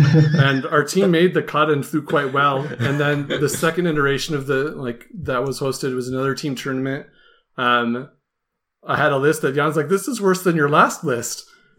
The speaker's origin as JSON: {"language": "English", "country": "United States", "said": "I'm from the United States."}